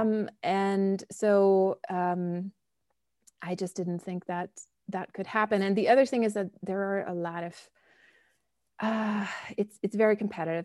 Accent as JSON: {"language": "English", "town": "Bonn", "region": "North Rhine-Westphalia", "country": "Germany", "tie": "born or raised there", "also_born_or_lived": "Scotland / Berlin / Chicago", "moved": "as an adult", "lives_now": "United States", "said": "I grew up in Germany, um, in the old capital, Bonn."}